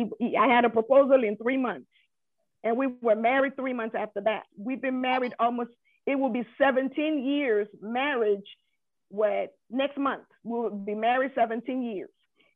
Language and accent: English; Nigeria; as a Nigerian woman, it's unusual for you to declare at the age of 30.